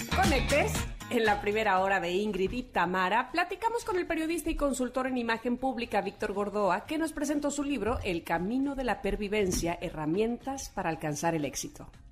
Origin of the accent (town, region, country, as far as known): Mexico